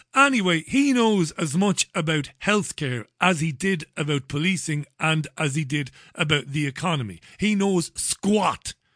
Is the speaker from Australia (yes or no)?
no; Ireland; now in England, United Kingdom; I'm an Irishman